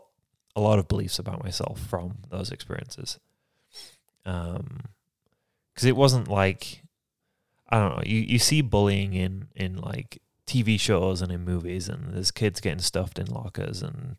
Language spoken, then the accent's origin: English; Yorkshire and the Humber, United Kingdom; moved away as an adult; So, I was born and raised in England. In Yorkshire, England, the best part of England.